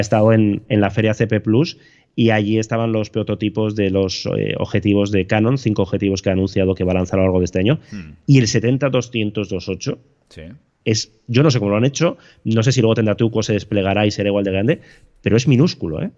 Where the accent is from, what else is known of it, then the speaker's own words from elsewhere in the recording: Bilbao, Basque Country, Spain; yo soy de Bilbao